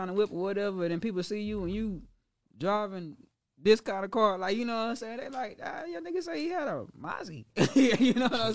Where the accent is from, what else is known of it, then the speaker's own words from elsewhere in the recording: Dallas, Texas, United States; I'm from Pleasant Grove